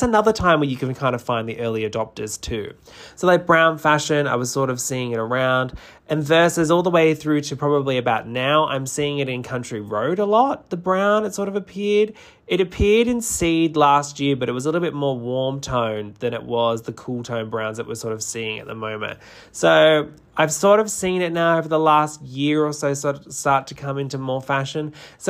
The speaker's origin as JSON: {"language": "English", "region": "New South Wales", "country": "Australia", "lives_now": "Melbourne, Australia", "said": "Like, I'm originally from New South Wales and moved down to Melbourne"}